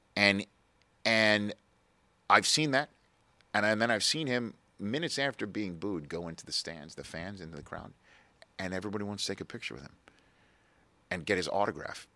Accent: New York City, New York, United States; I grew up in New York City.

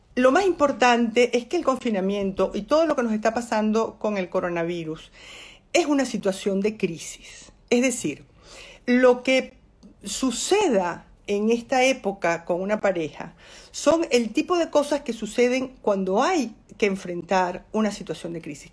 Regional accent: Venezuela; accent: Venezuelan; moved away as an adult; now in Spain; Porque yo soy bilingüe y hablo en venezolano y en español

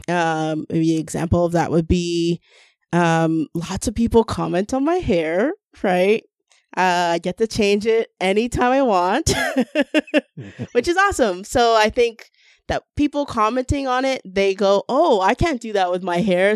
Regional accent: Toronto, Ontario, Canada; we're from a, such a diverse city

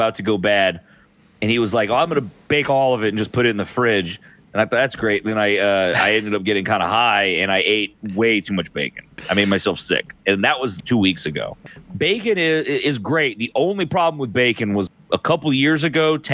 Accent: Texas, United States; I am from Texas

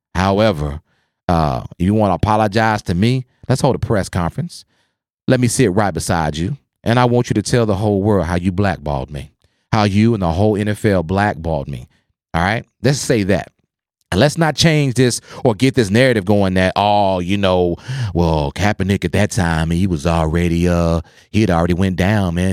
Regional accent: Oklahoma, United States; I grew up in Oklahoma

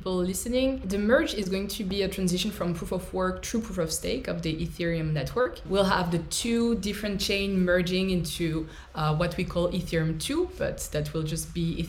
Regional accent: France; I'm an engineer from France

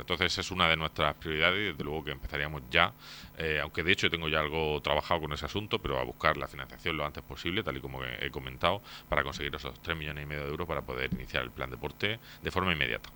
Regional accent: Torre Pacheco, Region of Murcia, Spain; vecino de Pacheco desde que nací, he vivido aquí toda mi vida, toda mi vida. nací en el barrio de San Juan

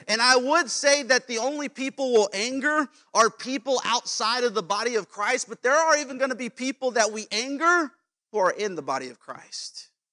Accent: Las Vegas, Nevada, United States; moved away as an adult; Las Vegas, where I'm from

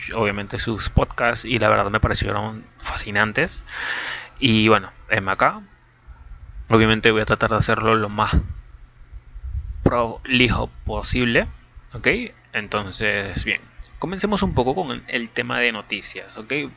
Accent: Venezuela; soy de Venezuela, tengo 21 años

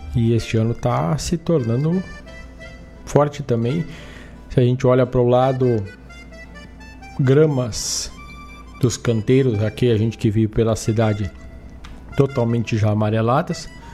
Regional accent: Herval, Rio Grande do Sul, Brazil; cidade de Erval, minha terra natal

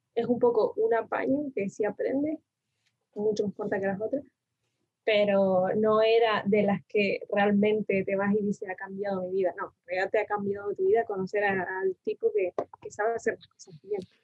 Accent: Tenerife, Canary Islands, Spain; also born or lived in Argentina; nací en Argentina y me mudé a Tenerife, bueno, me mudó mi madre más bien a Tenerife eh, con siete años

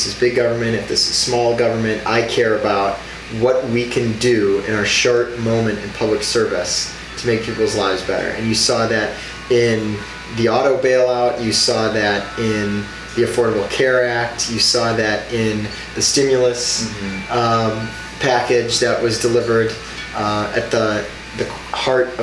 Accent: Racine, Wisconsin, United States; also born or lived in Krasnodar, Russia; I have a deep love and affinity for my hometown, Racine

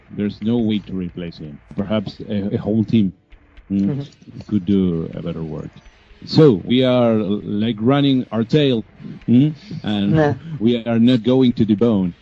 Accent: Buenos Aires, Argentina; I am from Buenos Aires, Argentina

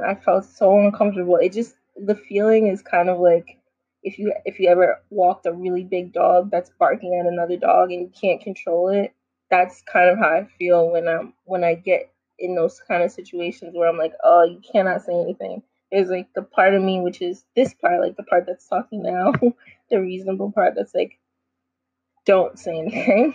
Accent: New York City, New York, United States; growing up in New York City

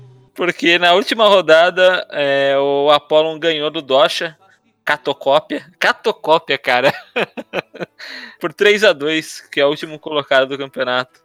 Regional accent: Brazil; nós brasileiros

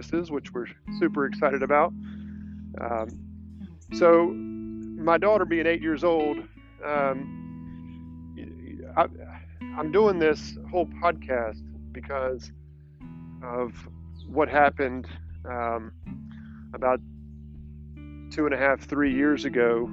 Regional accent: Irmo, South Carolina, United States; also born or lived in Aiken, South Carolina / Mint Hill, North Carolina; I grew up in the Irmo, South Carolina area

